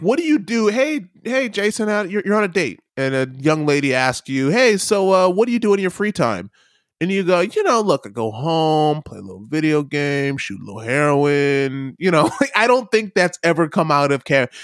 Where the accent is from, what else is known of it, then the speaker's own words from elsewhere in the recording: United States; as an American